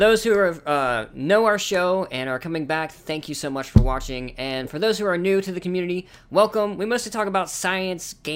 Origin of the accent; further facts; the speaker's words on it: Louisiana, United States; in Louisiana, we don't have any of that and it's just flat